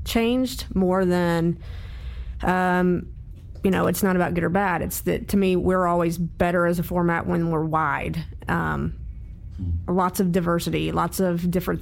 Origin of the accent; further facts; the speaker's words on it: North Carolina, United States; I grew up in North Carolina